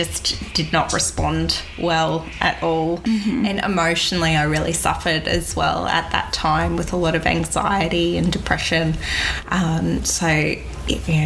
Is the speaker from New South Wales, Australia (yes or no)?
no; Cairns, Queensland, Australia; now in Gold Coast, Australia; I was born in Cairns, born and bred up there, and then moved to the Gold Coast to study naturopathy back in 2002